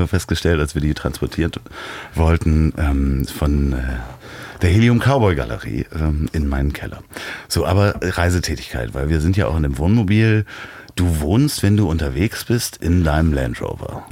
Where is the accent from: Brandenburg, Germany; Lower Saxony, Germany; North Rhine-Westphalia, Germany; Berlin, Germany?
Berlin, Germany; ich versuche das jetzt mal als Berliner